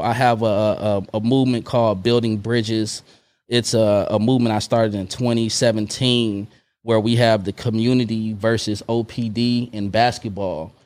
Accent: Oakland, California, United States; moved away as an adult; also born or lived in Long Beach / Emeryville; when I moved back from Long Beach to Oakland

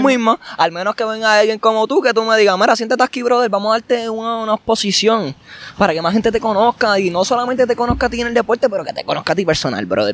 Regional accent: Puerto Rico; los boricuas, nosotros

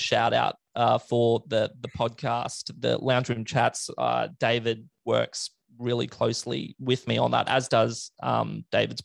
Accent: Brisbane, Queensland, Australia; I'm a 27-year-old cradle Catholic from Brisbane, Australia.

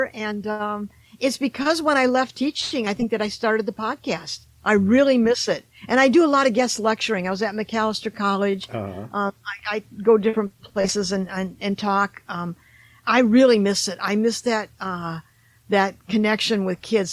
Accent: Detroit, Michigan, United States; I'm from Detroit.

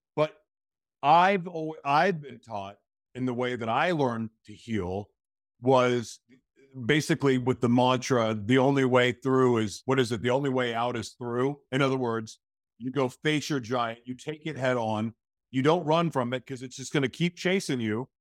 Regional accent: Oklahoma, United States; now in Minnesota, United States; I grew up in Oklahoma, which is in the middle of the United States, but most of my life I've lived in beach cities.

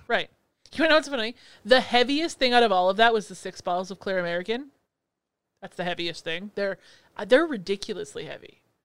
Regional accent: Canada; I'm Canadian

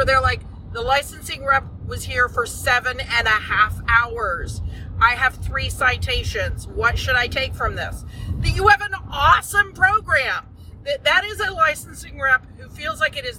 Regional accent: Texas, United States; We're from Texas

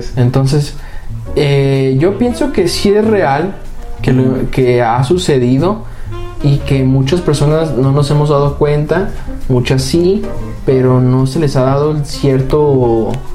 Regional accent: Mexico; como mexicanos

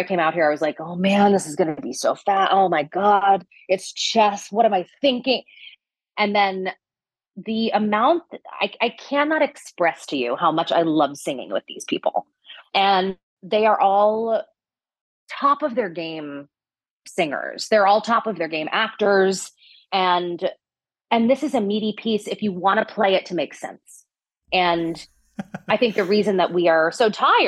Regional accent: New Jersey, United States; I'm from New Jersey. I'm Italian.

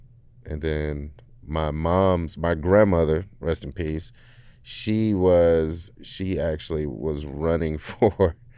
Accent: Detroit, Michigan, United States; also born or lived in Indiana; I grew up in Detroit.

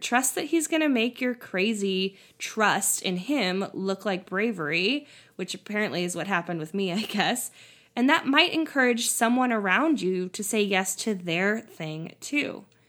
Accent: California, United States; moved away as an adult; also born or lived in Tennessee; my home state of California

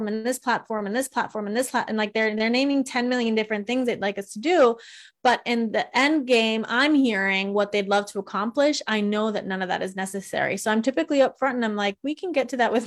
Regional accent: Italy; I'm from Italy

